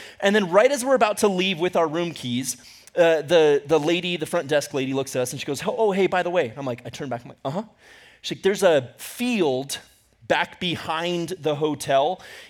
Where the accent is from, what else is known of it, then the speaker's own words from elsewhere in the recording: Ecuador; also born or lived in United States; Growing up in Ecuador, for some reason, I don't know why, but I loved, when we came back to the U.S., I loved staying in hotels.